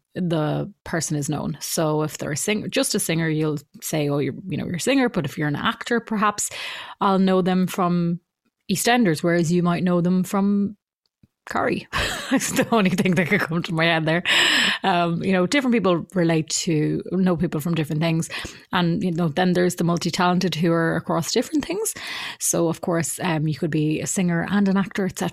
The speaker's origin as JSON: {"language": "English", "town": "Mullingar", "region": "Westmeath", "country": "Ireland", "tie": "born or raised there", "also_born_or_lived": "Ardee, County Louth", "lives_now": "Dublin, Ireland", "said": "So originally I'm from Mullingar, moved to RD in County Louth then when I was about 11, and I now live in Dublin."}